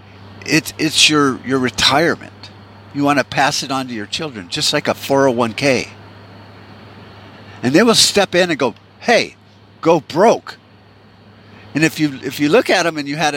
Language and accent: English; United States; as an American